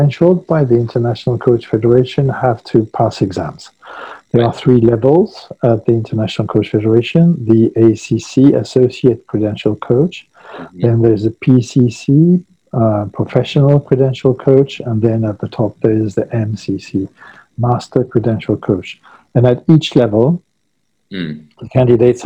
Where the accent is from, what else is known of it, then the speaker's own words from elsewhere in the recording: Paris, Île-de-France, France; moved away as an adult; now in Saint-Pée-sur-Nivelle, France; I grew up in Paris, but after a very sort of multinational life, I decided when I came back to France to settle away from large cities.